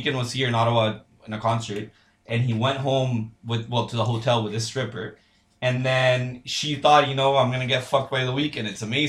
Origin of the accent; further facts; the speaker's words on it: Honduras; moved away; I'm from Honduras. I grew up in Honduras